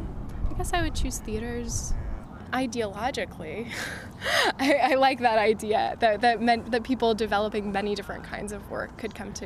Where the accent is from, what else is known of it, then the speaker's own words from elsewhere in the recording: Santa Fe, New Mexico, United States; I'm from Santa Fe, New Mexico